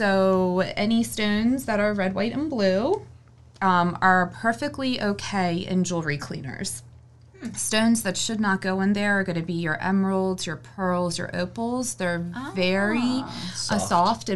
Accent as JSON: {"language": "English", "region": "Maryland", "country": "United States", "also_born_or_lived": "Pennsylvania", "moved": "as an adult", "lives_now": "North Carolina, United States", "said": "I moved from the north. I'm from Maryland originally. I spent the last 2 years in Pennsylvania."}